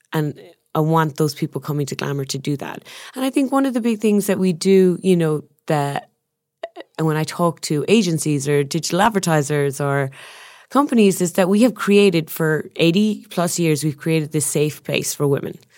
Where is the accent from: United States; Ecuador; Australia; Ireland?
Ireland; moved away; I'm Irish, the land of storytellers